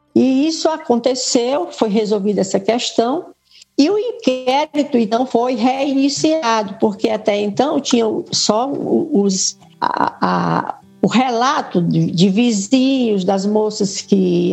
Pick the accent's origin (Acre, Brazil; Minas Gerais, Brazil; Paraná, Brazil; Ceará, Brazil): Ceará, Brazil; Fortaleza; also born or lived in São Paulo; eu vim para Fortaleza